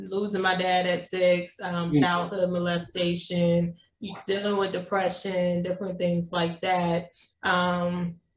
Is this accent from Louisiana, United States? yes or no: yes; Jonesboro, Louisiana, United States; I grew up in a small town in Louisiana. It's called Jonesboro.